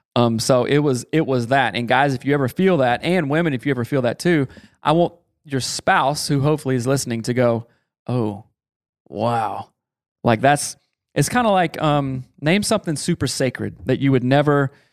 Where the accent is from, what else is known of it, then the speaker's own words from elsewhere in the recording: the South, United States; I am from the South.